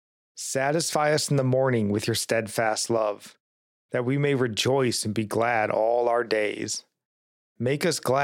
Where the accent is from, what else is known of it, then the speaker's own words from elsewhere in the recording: United States; we as American Christians